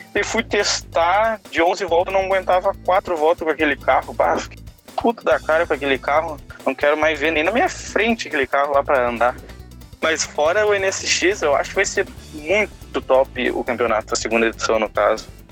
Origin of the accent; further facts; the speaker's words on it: Novo Hamburgo, Rio Grande do Sul, Brazil; sou do estado do Rio Grande do Sul, mais especificamente da cidade de Novo Hamburgo